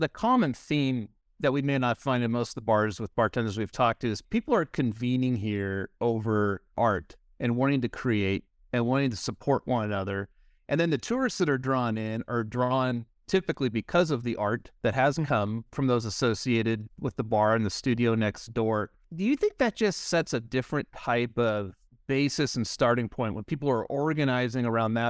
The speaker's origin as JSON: {"language": "English", "region": "California", "country": "United States", "said": "As the Californian"}